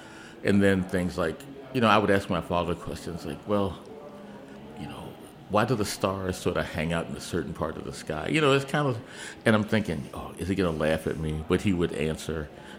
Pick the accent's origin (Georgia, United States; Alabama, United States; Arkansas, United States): Georgia, United States; Augusta; born there; now in Washington, D.C., United States; No, we moved to D.C. in August of 1958. I was born in Augusta, Georgia